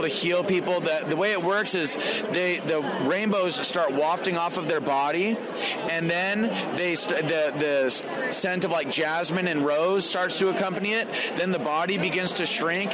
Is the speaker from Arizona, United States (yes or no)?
yes; Phoenix, Arizona, United States; I grew up in Phoenix.